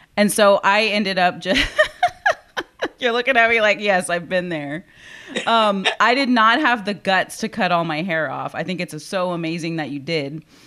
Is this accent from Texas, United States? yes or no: yes; Corpus Christi, Texas, United States; born and raised in Corpus